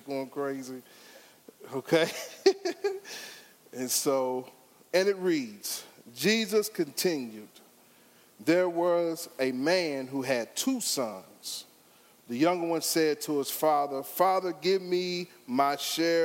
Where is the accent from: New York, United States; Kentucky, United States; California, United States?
Kentucky, United States; Nicholasville; also born or lived in Cincinnati, Ohio; originally from born in Cincinnati, but I was raised in Nicholasville, Kentucky